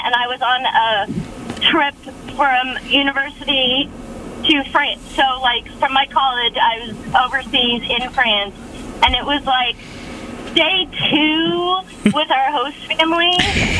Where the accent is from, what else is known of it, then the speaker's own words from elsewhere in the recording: United States; I'm American